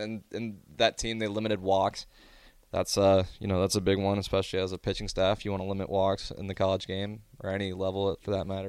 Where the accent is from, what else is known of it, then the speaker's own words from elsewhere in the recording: Omaha, Nebraska, United States; I'm a kid. I'm from Omaha. I grew up watching it.